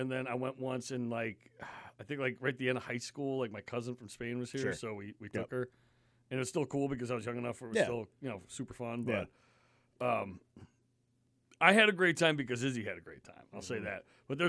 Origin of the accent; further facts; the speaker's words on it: New York, United States; also born or lived in Connecticut; now in Maine, United States; I grew up in New York and Connecticut, and so I grew up in like, you know, highly densely populated areas. I was used to that. Now, I've lived in Maine since, like, 2000, so I've been up here for 20 years.